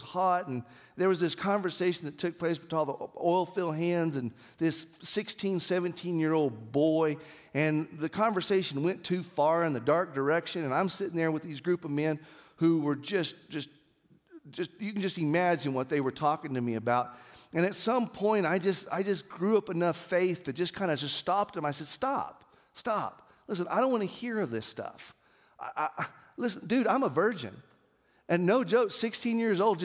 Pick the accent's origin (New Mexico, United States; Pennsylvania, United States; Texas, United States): New Mexico, United States; Artesia; growing up in Artesia and my dad being purchasing manager for Yates Petroleum